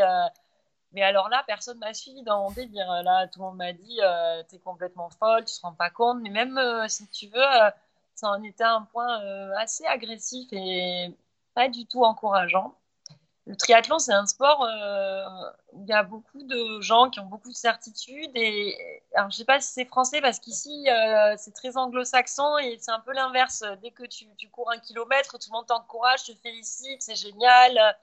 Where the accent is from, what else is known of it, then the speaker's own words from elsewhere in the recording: Montpellier, Occitania, France; moved away as an adult; now in Qatar; je suis française de Montpellier, donc méditerranéenne